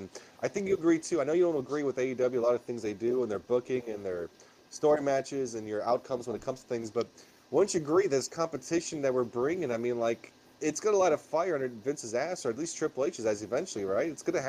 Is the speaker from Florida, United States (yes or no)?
no; Chicago, Illinois, United States; I'm from Chicago. I grew up there. I've lived here longer than I lived here in Chicago. I grew up there, so to me, that's always going to be my hometown. That's my roots. That's where I grew up.